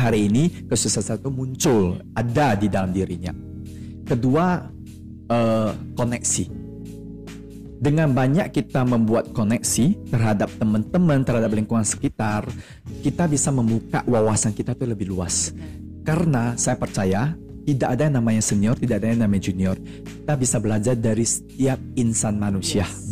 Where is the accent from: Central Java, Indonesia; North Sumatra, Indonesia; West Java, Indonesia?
North Sumatra, Indonesia; Medan; kita anak Medan